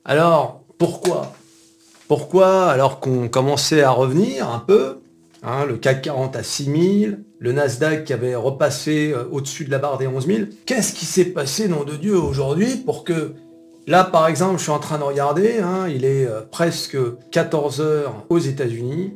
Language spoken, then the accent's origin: French; France; On est français